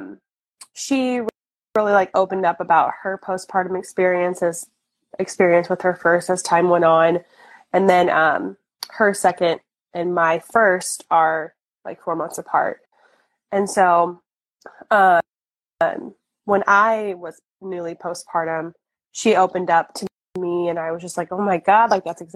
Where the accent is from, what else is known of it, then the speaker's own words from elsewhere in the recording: St. Louis, Missouri, United States; I'm born and raised in St. Louis. I still live here.